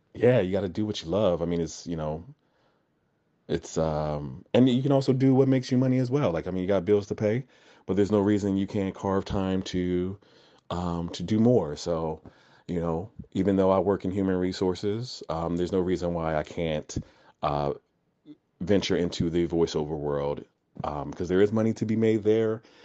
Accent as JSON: {"language": "English", "region": "New Jersey", "country": "United States", "tie": "born or raised there", "said": "I was born and raised in New Jersey, uh, but my family's from Florida and Alabama"}